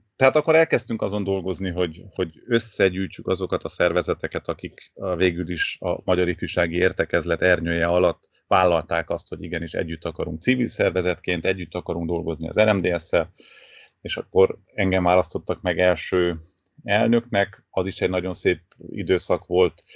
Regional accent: Târgu Mureș, Mureș County, Romania; moved away as an adult; now in Cluj-Napoca, Romania; valahol Marosvásárhelyen születtem

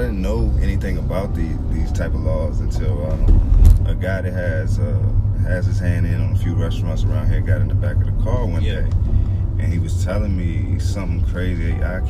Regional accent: Lynchburg, Virginia, United States; moved away as an adult; now in Richmond, United States; I only been here about 5 years myself, so, like I said, man, like, but I grew up in Virginia, so I was kind of already, like, used to the vibe in Virginia

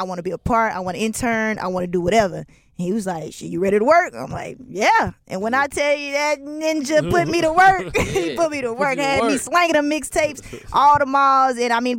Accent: Lithonia, Georgia, United States; also born or lived in Nashville, Tennessee; I'm from Lithonia, but I went to school in Nashville

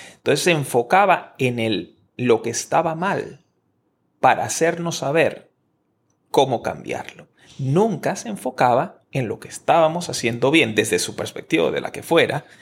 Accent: Maracay, Aragua, Venezuela; moved away as an adult; also born or lived in Caracas; yo me fui a estudiar en la universidad en otra ciudad diferente de mi ciudad natal. En, yo estoy en Caracas, nací en Maracay, Venezuela

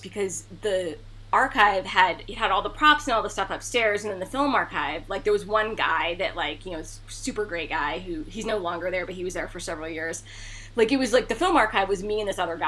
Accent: Montana, United States; I grew up in Montana

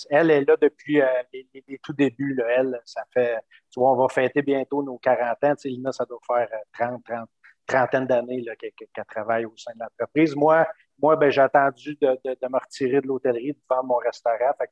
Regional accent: Cap-de-la-Madeleine, Quebec, Canada; also born or lived in Trois-Rivières / Montreal / Vancouver; je suis originaire du Cap de la Madeleine, euh, né au Cap de la Madeleine, euh, fait des études à, Trois-Rivières, j'ai fait des études à Montréal, je me suis promené un petit peu après, travaillé à Montréal. Je suis allé, même faire un petit tour à Vancouver

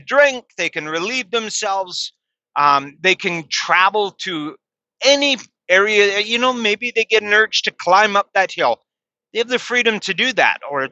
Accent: Canada; here in my home country, I'm ashamed to say that's Canada

